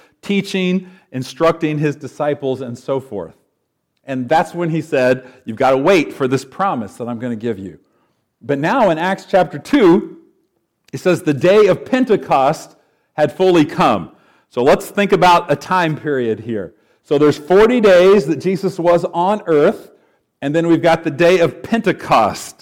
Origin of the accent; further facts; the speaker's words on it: Knoxville, Tennessee, United States; I'm from Knoxville, so a bit of a southern boy